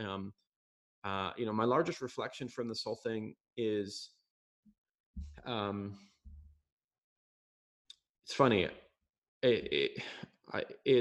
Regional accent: Jerusalem, Jerusalem District, Israel; I was born in Jerusalem.

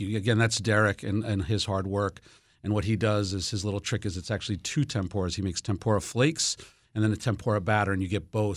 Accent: New York, United States; moved away; also born or lived in New Jersey; I was born in New York and my, my parents lived in New Jersey.

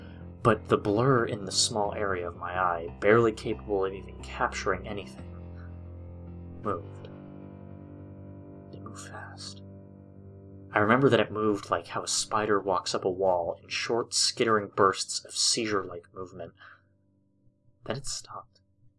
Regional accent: Hawaii Kai, Hawaii, United States; I had moved away from my hometown of Hawaiʻikai. It's a small community on the even smaller island of Oahu, located on the ever-warm Hawaii.

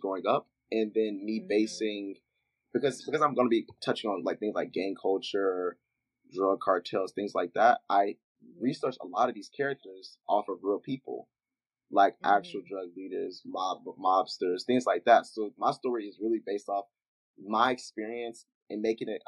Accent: Memphis, Tennessee, United States; my hometown, Memphis

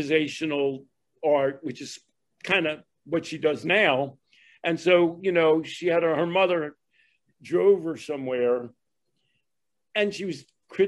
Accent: Philadelphia, Pennsylvania, United States; I'm from Philadelphia, and I lived in, excuse the term, the lily white Northeast Philadelphia

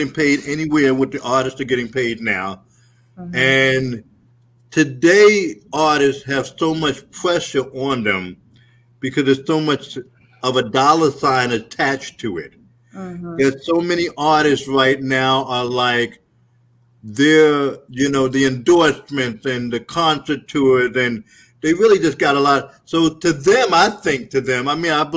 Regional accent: New York City, New York, United States; now in Atlanta, United States; I'm a kid from Brooklyn

